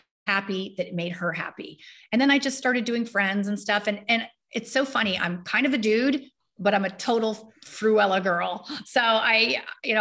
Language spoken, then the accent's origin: English; Marin County, California, United States; I grew up in Marin County